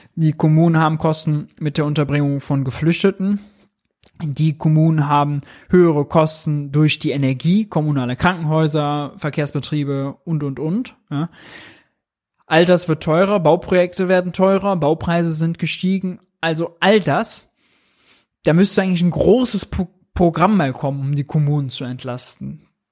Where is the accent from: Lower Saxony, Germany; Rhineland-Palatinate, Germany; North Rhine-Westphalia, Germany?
North Rhine-Westphalia, Germany; Mönchengladbach; Ich komme aus München-Gladbach